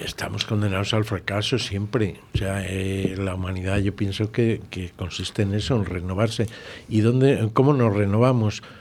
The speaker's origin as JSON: {"language": "Spanish", "town": "Villalar de los Comuneros", "region": "Castile and León", "country": "Spain", "said": "ser alcalde de mi pueblo"}